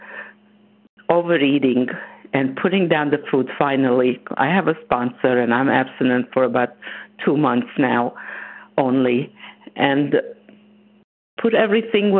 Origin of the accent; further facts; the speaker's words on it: Romania; moved away; I'm also from Romania, and I'm a Holocaust survivor